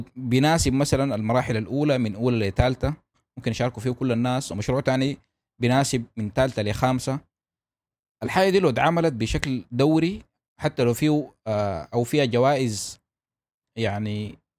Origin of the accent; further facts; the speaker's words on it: Sudan; عندنا في السودان